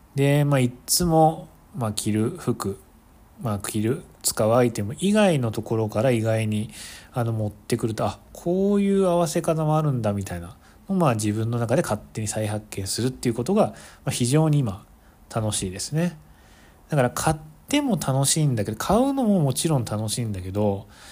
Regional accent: Kansai, Japan; moved away as an adult; now in United States; 関西出身なので

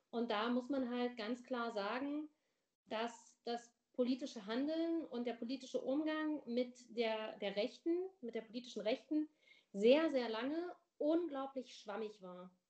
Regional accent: Weimar, Thuringia, Germany; ich bin in Weimar aufgewachsen, das ist jetzt nicht unbedingt ein Dorf, ne?

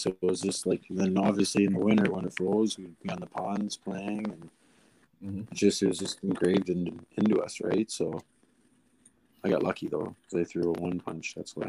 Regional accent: Toronto, Ontario, Canada; born or raised there

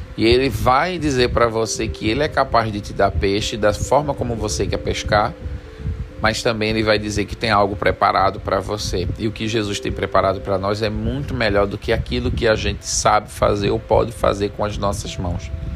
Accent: Jaboatão dos Guararapes, Pernambuco, Brazil; moved away; also born or lived in Senegal; eu me criei em Jaboatão dos Guararapes, num lugar chamado Santo Aleixo

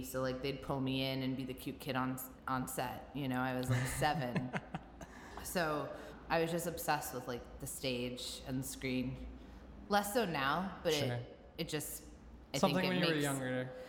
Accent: New York, United States; Because I'm from New York.

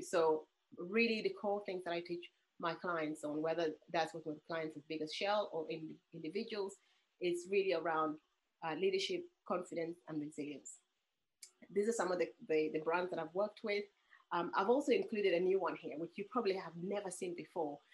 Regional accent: Uganda; moved away; I'm originally from Uganda

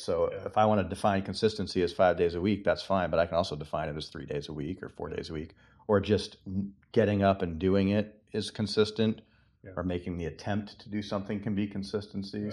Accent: Massachusetts, United States; moved away; I'm from Massachusetts

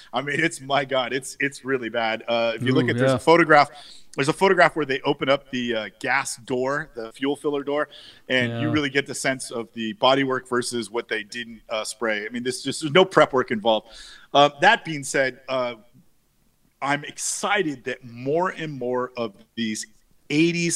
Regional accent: San Francisco, California, United States; I grew up in San Francisco, and when I was a kid in the 70s

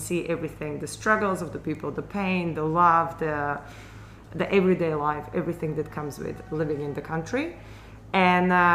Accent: about 20 km from Prešov, Prešov Region, Slovakia; moved away as an adult; now in Thailand; Prešov, which is where I studied at university, and it's about 20 kilometers from where I grew up in Slovakia.

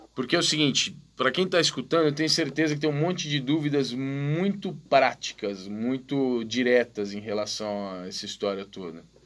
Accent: Brazil; eu sou brasileiro

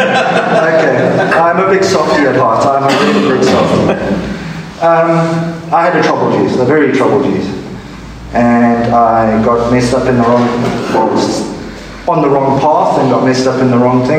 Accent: South Africa; I'm from South Africa.

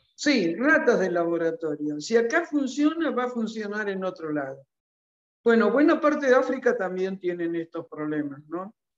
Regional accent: Argentina; mi país

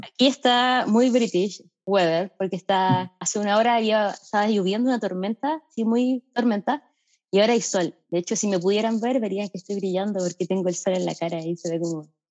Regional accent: Valparaíso, Chile; moved away as an adult; now in Bristol, United Kingdom; soy de Valparaíso

